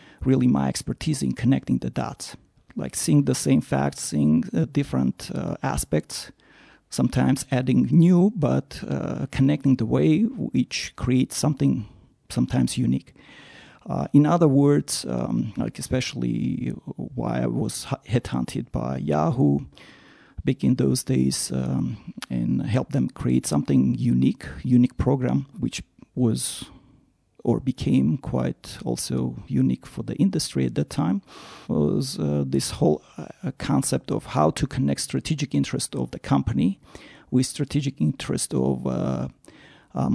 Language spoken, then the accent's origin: English; Yerevan, Armenia; moved away as an adult; also born or lived in Moscow / Stanford; I'm originally from Armenia, from Yerevan, was born, raised, attended physics math school